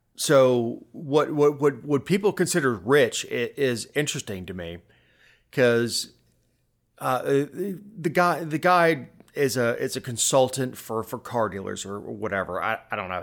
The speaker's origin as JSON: {"language": "English", "region": "South Florida", "country": "United States", "tie": "born or raised there", "said": "I grew up in South Florida"}